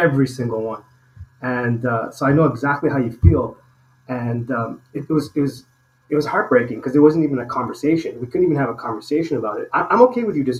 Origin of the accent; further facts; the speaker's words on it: Toronto, Ontario, Canada; moved away as an adult; now in Mexico; I'm from Toronto, Canada. I'm in Mexico now